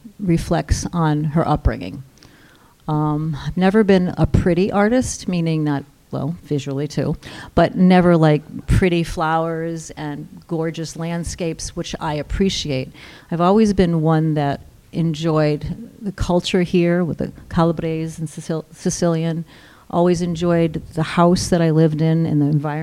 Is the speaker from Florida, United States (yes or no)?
no; Westerly, Rhode Island, United States; moved away as an adult; I am from here, born, raised here, and I left when I was 18 and just came back 2 years ago.